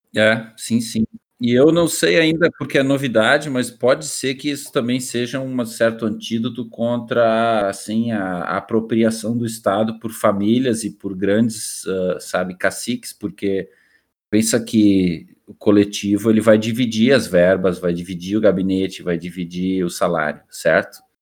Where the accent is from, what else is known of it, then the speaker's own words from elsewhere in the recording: Canoas, Rio Grande do Sul, Brazil; eu também morei 30 anos da minha vida em Canoas e só. Então, a única cidade que eu posso falar mesmo como minha é Canoas, minha terra